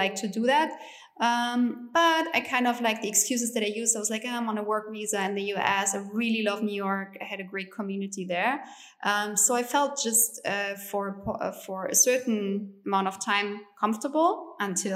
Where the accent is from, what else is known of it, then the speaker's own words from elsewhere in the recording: East Germany, Germany; English is a second language; moved away as an adult; also born or lived in United States; I grew up in East Germany